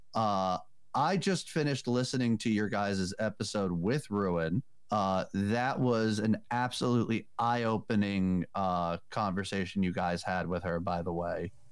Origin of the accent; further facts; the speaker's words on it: New Jersey, United States; Tess and I are both from Jersey.